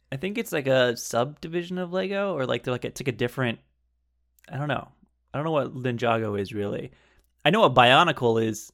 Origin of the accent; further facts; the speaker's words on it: Southern California, United States; I'm also from California, Southern California